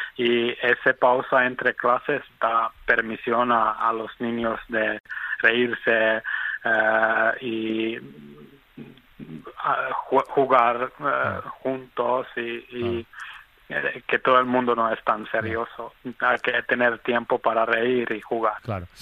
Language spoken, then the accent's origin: Spanish; Helsinki, Uusimaa, Finland; Spanish is a second language; yo soy de Helsinki, a mí me encanta mi ciudad